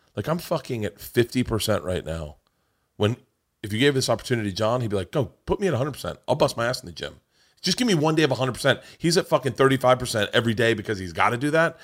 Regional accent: Florida, United States; growing up in Florida

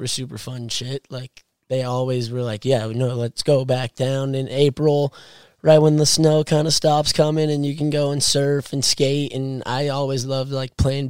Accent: Carlsbad, California, United States; When I was younger, I grew up in Carlsbad, 1 mile away from the beach

